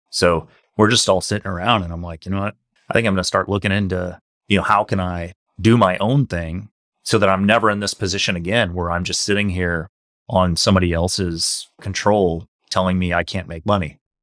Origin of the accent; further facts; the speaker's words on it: St. Louis, Missouri, United States; I grew up in Saint Louis, uh, come from a working class family.